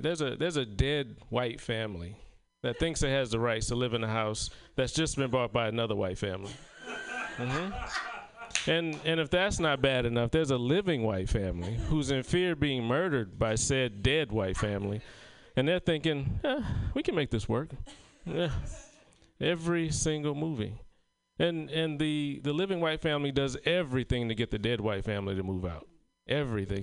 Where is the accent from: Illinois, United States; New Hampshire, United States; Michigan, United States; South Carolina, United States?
South Carolina, United States; moved away; my hometown of South Carolina